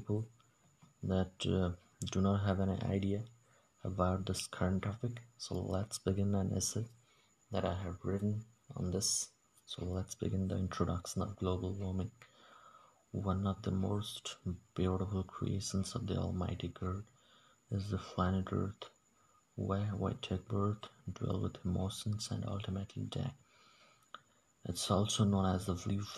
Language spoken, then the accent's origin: English; Odisha, India; English is a second language; I'm from a small village of Odisha, India